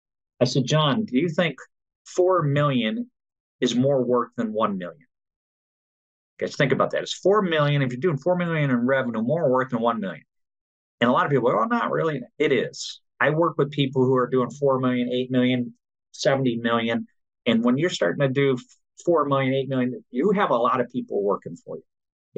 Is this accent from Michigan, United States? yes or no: yes; Michigan, United States; I grew up in Michigan